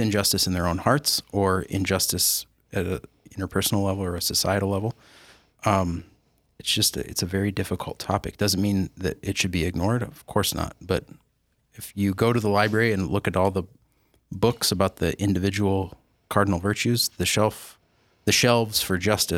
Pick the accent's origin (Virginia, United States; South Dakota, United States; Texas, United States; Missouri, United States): South Dakota, United States; Sioux Falls; also born or lived in Dayton, Ohio; now in Yankton, United States; I went to Roosevelt High School. I was a Rough Rider.